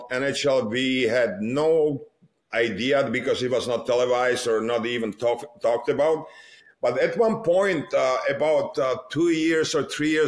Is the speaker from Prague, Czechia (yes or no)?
no; Litvínov, Ústí nad Labem Region, Czechia; also born or lived in Most; I was born in Most, right? Because Litvinov was about 10 miles away from Most, and everybody who was living in Litvinov was born in Most